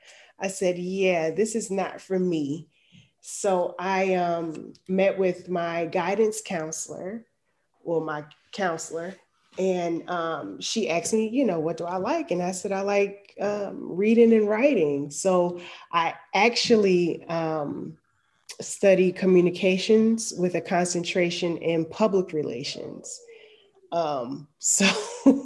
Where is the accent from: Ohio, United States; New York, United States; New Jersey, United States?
New Jersey, United States; moved away as an adult; now in Atlanta, United States; I'm in Atlanta, but I'm from New Jersey.